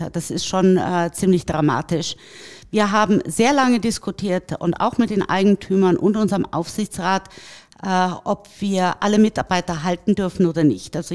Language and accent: German; Tegernsee, Bavaria, Germany; äh, na, ich bin in den Bergen groß geworden am Tegernsee.